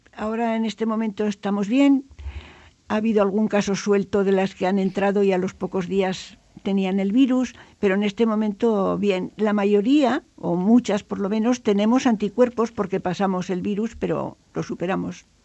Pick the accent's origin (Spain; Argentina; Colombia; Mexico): Spain; Pamplona, Navarre; Carlos III 8, donde yo nací